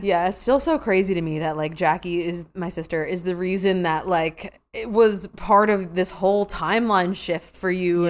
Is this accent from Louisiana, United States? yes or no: no; New York, United States; I'm from New York, so I'm living on Long Island, New York right now.